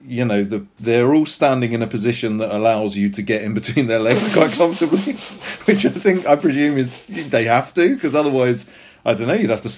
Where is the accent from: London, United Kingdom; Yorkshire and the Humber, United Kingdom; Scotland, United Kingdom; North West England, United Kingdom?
Scotland, United Kingdom; accent: Scottish; my Scottish accent may not have done it justice